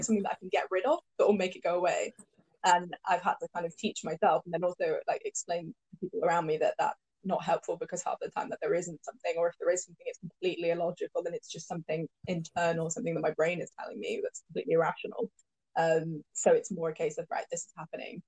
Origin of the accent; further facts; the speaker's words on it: Cheshire, North West England, United Kingdom; now in London, United Kingdom; when I was growing up in Cheshire